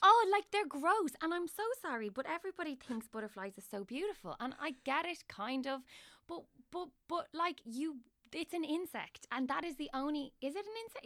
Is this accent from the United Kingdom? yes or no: no; Dublin, Leinster, Ireland; I'm from Dublin and I have my family home in Dublin.